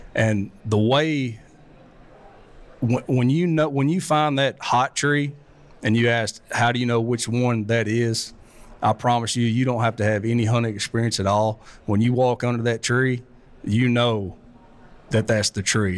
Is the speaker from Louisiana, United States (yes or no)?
no; South Arkansas, United States; I'm from South Arkansas